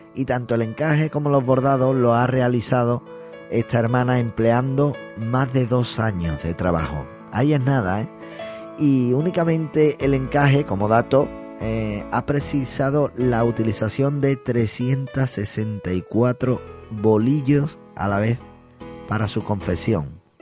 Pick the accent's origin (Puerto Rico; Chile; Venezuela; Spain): Spain; Seville, Andalusia; me considero cofrade, sevillano, cristiano también